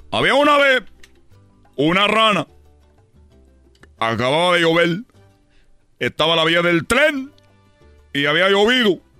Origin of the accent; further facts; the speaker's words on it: Cuba; yo como cubano, quiero yo decirle a los mexicanos cómo es que esta moraleja no puede quedarse ahí.